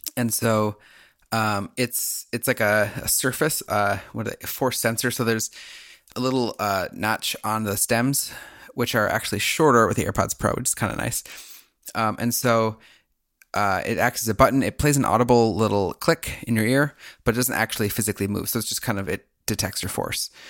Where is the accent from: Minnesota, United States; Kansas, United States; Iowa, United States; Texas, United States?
Minnesota, United States; a Minnesotan